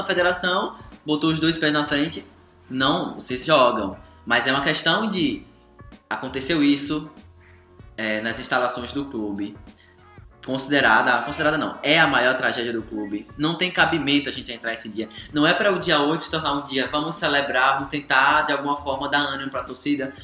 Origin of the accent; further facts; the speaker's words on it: Brazil; nós brasileiros